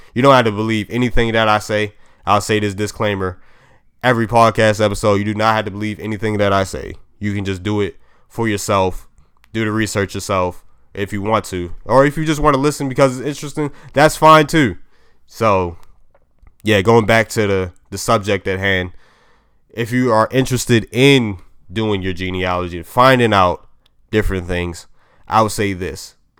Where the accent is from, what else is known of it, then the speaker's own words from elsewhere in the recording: Maryland, United States; I'm from Maryland